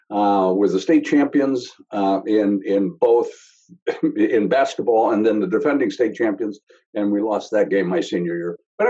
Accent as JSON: {"language": "English", "region": "Wisconsin", "country": "United States", "tie": "born or raised there", "said": "So University of Wisconsin was one because of my home state, Notre Dame, and Boston College were the three that I had picked."}